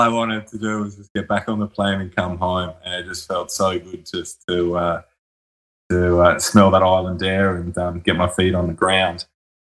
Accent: Sydney, New South Wales, Australia; born there; also born or lived in Brisbane / Hobart / Mount Isa; I was born in Sydney. I've lived in Brisbane and Hobart. I did a lot of growing up there and a little bit of university there.

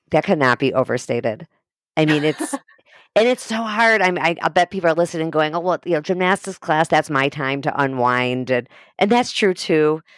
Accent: Highland Park, Illinois, United States; moved away; I grew up in Highland Park

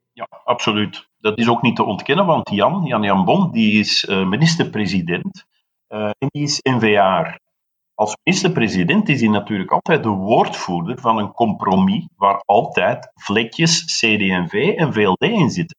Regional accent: Flanders, Belgium; wij hebben als Vlamingen, en ik spreek nu uit de Vlamingen buiten Brussel

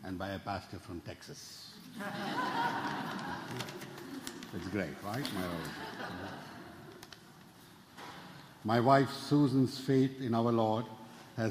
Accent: Kerala, India; moved away as an adult; also born or lived in Memphis, Tennessee; now in New York City, United States; I was born in India. I came to New York City about 25 years ago.

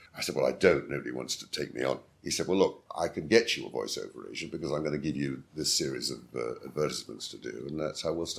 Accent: England, United Kingdom; accent: classic RP

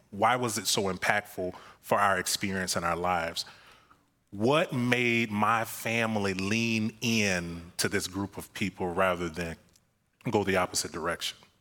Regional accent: Florida, United States; moved away; I'm from Florida

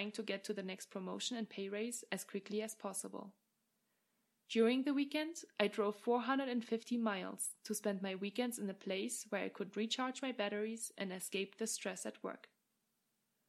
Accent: Germany; moved away as an adult; also born or lived in England / France / Australia / Ireland; now in Lake Tahoe, United States; I hail from Germany and have studied, worked, and lived in many different countries over the past 10 years

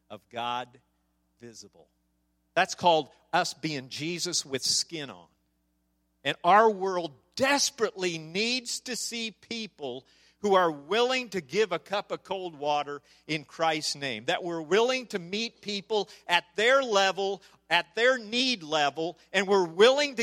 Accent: Nebraska, United States; I'm from Nebraska.

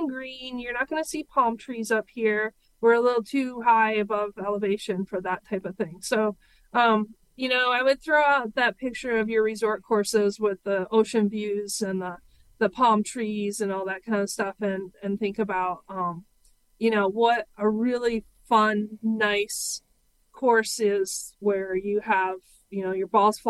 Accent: Michigan, United States; now in Hawaii, United States; I grew up in Michigan.

